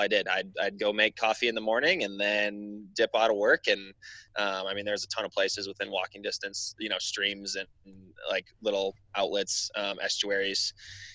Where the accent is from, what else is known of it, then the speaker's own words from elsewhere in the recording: Wisconsin, United States; also born or lived in Alaska; I grew up in Wisconsin